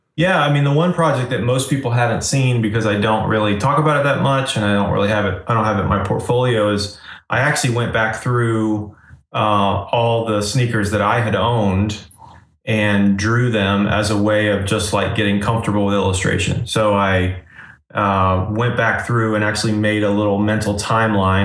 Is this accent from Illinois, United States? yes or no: no; Asheville, North Carolina, United States; also born or lived in Florida; I grew up in Florida and then I moved to Asheville, North Carolina when I was like 11 years old. So I grew up, I kind of consider Asheville, North Carolina where I grew up.